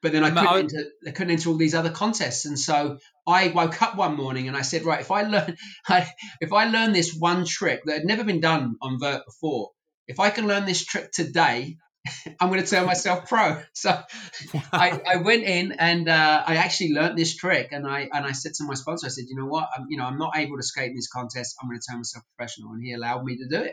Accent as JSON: {"language": "English", "region": "England", "country": "United Kingdom", "moved": "yes", "lives_now": "United States", "said": "I was from England"}